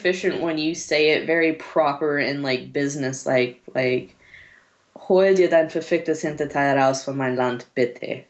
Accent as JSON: {"language": "English", "region": "California", "country": "United States", "tie": "born or raised there", "moved": "yes", "lives_now": "Germany", "said": "I have dual citizenship. My mom's originally from Germany. My dad's from California. I was born in California. And then I moved over here for school."}